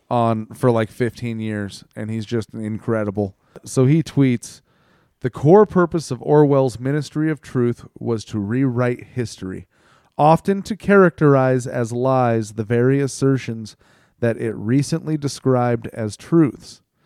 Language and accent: English; United States; I'm an American